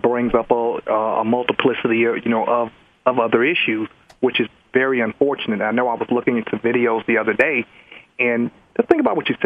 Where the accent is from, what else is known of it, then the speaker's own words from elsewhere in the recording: Los Angeles, California, United States; I'm from South Central